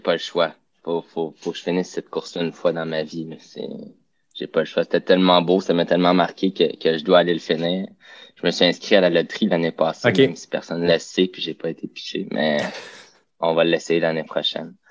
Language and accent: French; Rive-Nord, Quebec, Canada; je suis de la oh. Rive-Nord